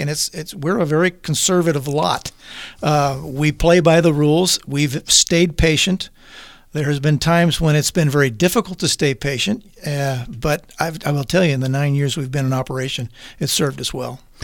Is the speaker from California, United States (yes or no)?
yes; Napa Valley, California, United States; fortunate to, to be raised in the Napa Valley